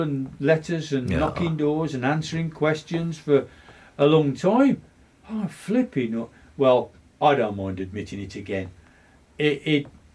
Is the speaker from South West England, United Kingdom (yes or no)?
no; West Bromwich, West Midlands, United Kingdom; I'm a local lad. I'm born and bred in West Brom